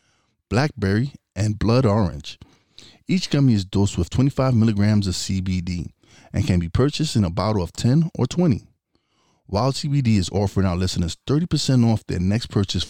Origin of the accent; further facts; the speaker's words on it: New York City, New York, United States; moved away; also born or lived in Florida; I eventually moved to Florida, so it was hard to get me being a New York guy